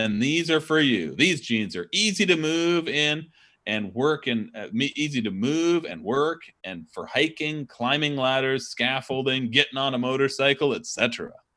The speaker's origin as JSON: {"language": "English", "town": "Kirkland", "region": "Washington", "country": "United States", "said": "I'm from Kirkland, Washington"}